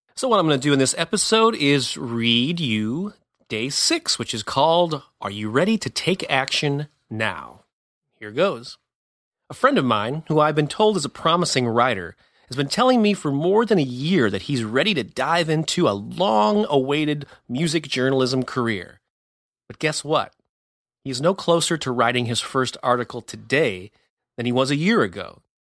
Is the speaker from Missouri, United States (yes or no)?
yes; St. Louis, Missouri, United States; I'd been publishing a local music newspaper for a few years in my hometown of Saint Louis